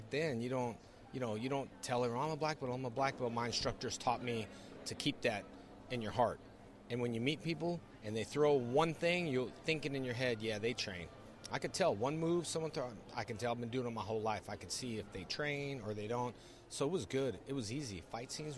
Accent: California, United States; I grew up in California

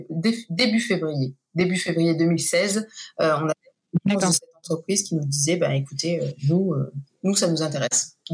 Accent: Midwest, United States; un petit peu euh, aussi ben, par chez moi dans le Midwest.

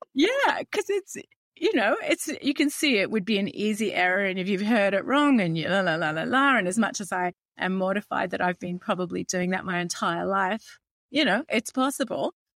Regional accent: Australia

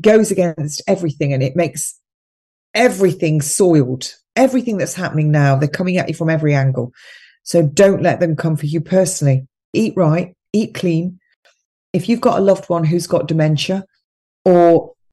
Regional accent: England, United Kingdom; I'm English, I'm in Iran now, and we're going to do this because this is the way we do it in England.

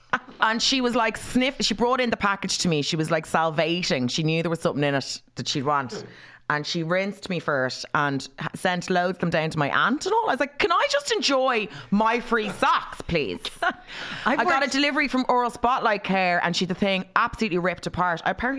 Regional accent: Ireland; but I am actually Irish.

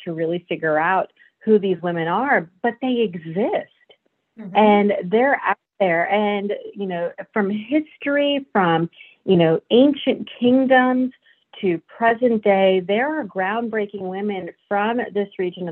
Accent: New York, United States; when I grew up in the United States, born and raised in New York

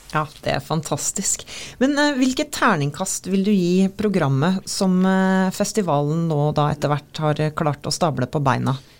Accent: Oslo, Norway; now in Molde, Norway; jeg er fra Oslo

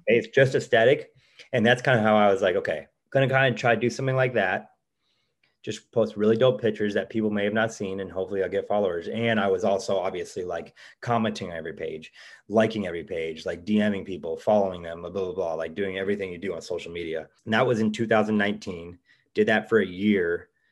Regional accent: Cleveland, Ohio, United States; moved away as an adult; now in Los Angeles, United States; we're from Cleveland, Ohio.

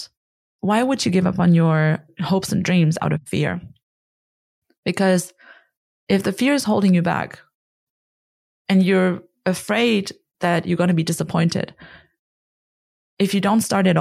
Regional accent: Germany; also born or lived in Connecticut, United States; I'm from Germany

